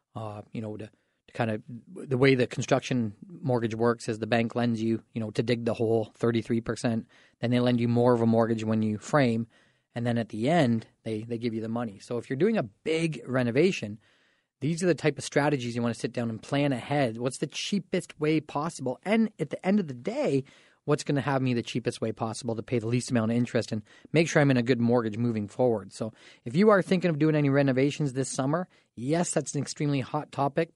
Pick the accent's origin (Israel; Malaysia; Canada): Canada; We can be smart as Canadian shoppers